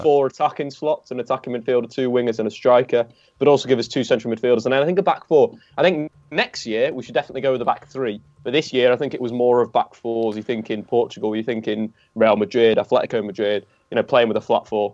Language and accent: English; England, United Kingdom; we're English